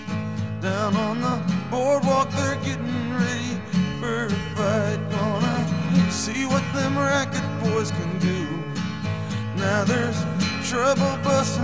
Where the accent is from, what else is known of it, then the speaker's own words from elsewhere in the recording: Northeast, United States; I'm from Northeast